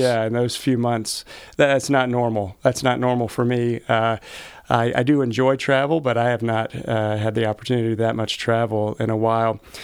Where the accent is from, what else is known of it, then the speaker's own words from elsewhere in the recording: Georgia, United States; also born or lived in Indiana / Texas / Michigan; now in Ohio, United States; I grew up in Georgia